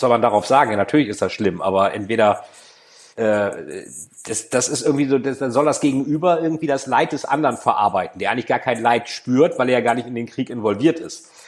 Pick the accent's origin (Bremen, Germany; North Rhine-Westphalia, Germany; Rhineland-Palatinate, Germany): Bremen, Germany; Ich bin ja Bremer